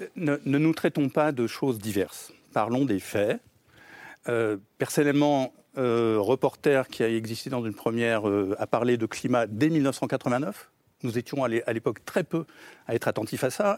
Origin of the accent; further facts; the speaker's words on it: France; nous nous sommes engagés en tant que Français